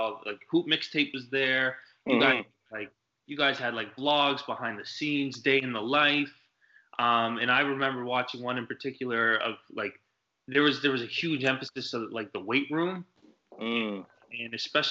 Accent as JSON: {"language": "English", "town": "Truro", "region": "Nova Scotia", "country": "Canada", "tie": "born or raised there", "said": "me growing up in Truro"}